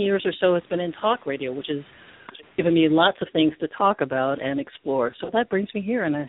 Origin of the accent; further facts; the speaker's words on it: Baltimore, Maryland, United States; now in Miami, United States; I'm originally from Baltimore